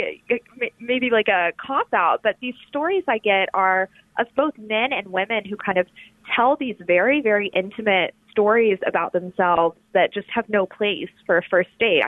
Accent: Alabama, United States; moved away as an adult; also born or lived in New Haven / New York; now in Washington, D.C., United States; I'm from the South. I'm from Alabama

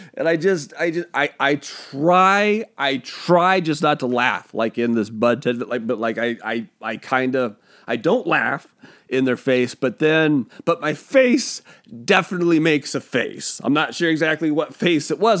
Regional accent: Pacific Northwest, United States; I'm from the Pacific Northwest

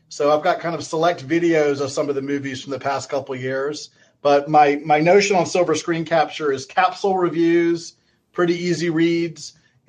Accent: South Carolina, United States; I grew up in South Carolina

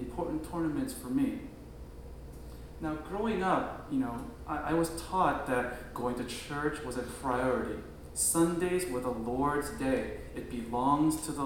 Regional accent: New Jersey, United States; also born or lived in Korea / upstate New York; I grew up in Korea, moved to the U.S. when I was in first grade in New Jersey, and I went to school in upstate New York

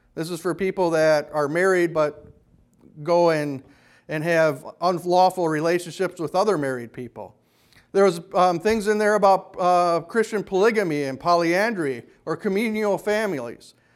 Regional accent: Kenosha, Wisconsin, United States; When I was growing up in Kenosha

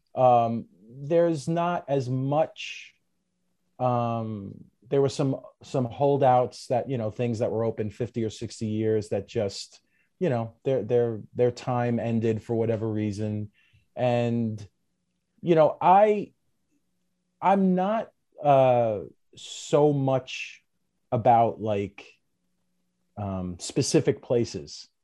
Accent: New York City, New York, United States; I'm from Brooklyn

